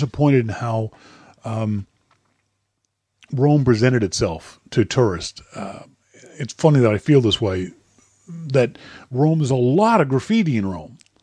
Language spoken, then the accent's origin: English; Halifax, Nova Scotia, Canada; my hometown, Halifax, Nova Scotia